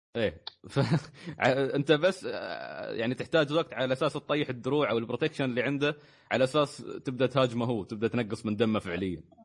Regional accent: Kuwait; عندنا في الكويت

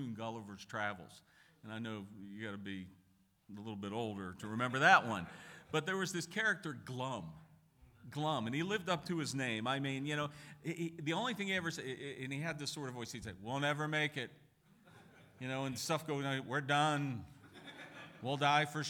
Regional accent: Pittsburgh, Pennsylvania, United States; moved away; I'm originally from Pittsburgh and I got some Irish blood in me

